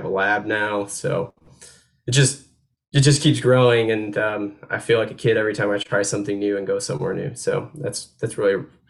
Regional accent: New York, United States; now in North Carolina, United States; So, I grew up in New York State. That's where I, you know, call still my hometown and everything. Although home now is North Carolina, and it's becoming more and more home as we, you know, going into our fifth year living here

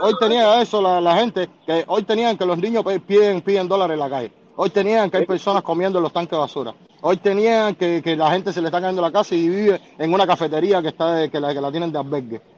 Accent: Cuba; moved away as an adult; also born or lived in Costa Rica; now in United States; los cubanos, es que muchos llegamos aquí con desconocimiento totales

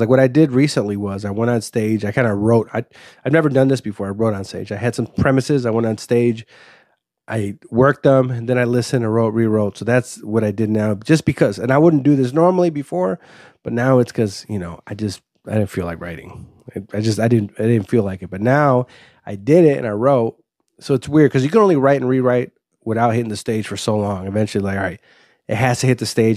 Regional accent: Waukegan, Illinois, United States; also born or lived in Los Angeles, California / Highwood, Illinois / Zion, Illinois; I grew up, uh, in a place called Highwood up until fifth grade, and then I grew up in Wauke-, sixth grade to high school and post and college, basically, yeah, Waukegan

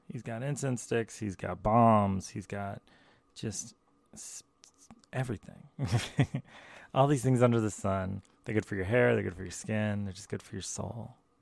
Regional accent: the American South, United States; I also grew up in, like, the American South

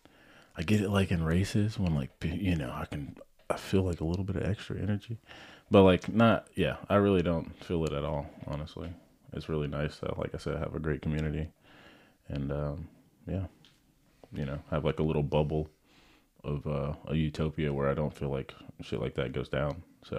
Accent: the South, United States; I'm from the South. Like, it's freaking something that's, more prevalent here

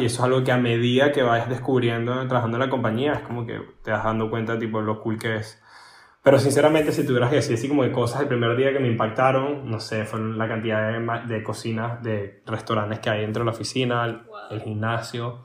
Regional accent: Venezuela; moved away; Yo vengo de Venezuela, la mayoría de la gente donde yo trabajo son europeos

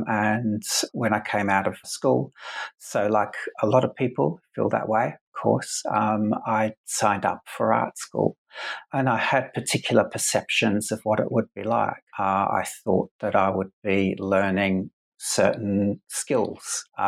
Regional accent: Adelaide, South Australia, Australia; So I went to a school of art in where I grew up in Adelaide in South Australia, mm-hmm. where I am now, in fact.

